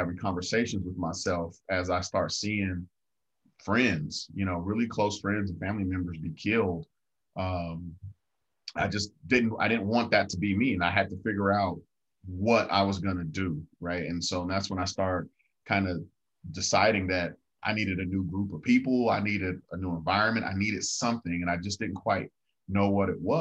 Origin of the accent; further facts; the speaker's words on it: Denver, Colorado, United States; I grew up in Five Points, Denver, East Side, Denver, single mom, six brothers and sisters